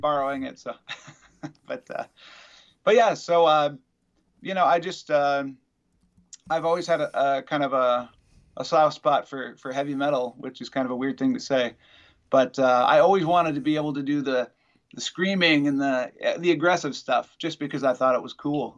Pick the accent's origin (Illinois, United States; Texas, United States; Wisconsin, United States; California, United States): Wisconsin, United States; also born or lived in Madison, Wisconsin; I'm from Wisconsin